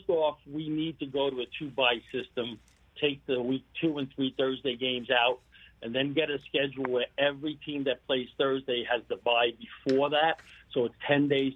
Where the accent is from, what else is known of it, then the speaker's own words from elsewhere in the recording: New York City, New York, United States; now in Arizona, United States; I'm from Brooklyn. I grew up on West 12th Street.